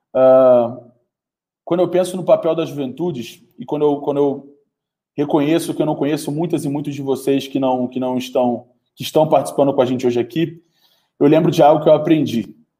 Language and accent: Portuguese; Brazil; Eu sou brasileiro, sou um jovem brasileiro, vivo no Brasil